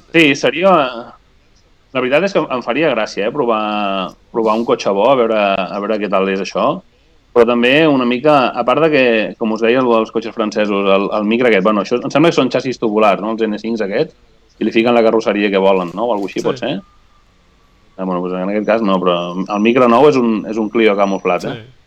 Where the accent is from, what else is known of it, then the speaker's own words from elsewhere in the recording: Spain; jo sóc de l'Eia originàriament